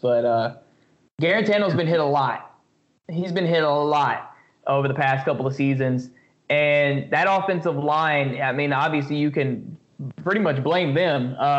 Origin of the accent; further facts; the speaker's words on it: Atlanta, Georgia, United States; moved away as an adult; also born or lived in Hampton, Virginia; I have family in Atlanta. I'm originally from Atlanta, and I wanted to get back.